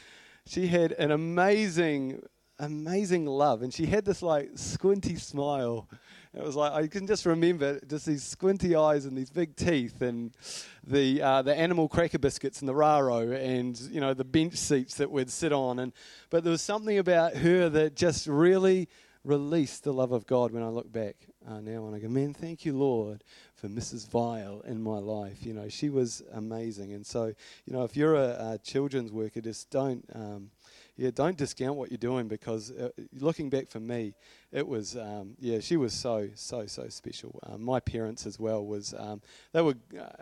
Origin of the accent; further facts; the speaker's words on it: Blenheim, Marlborough, New Zealand; I grew up in Blenheim, and my parents were pretty cool people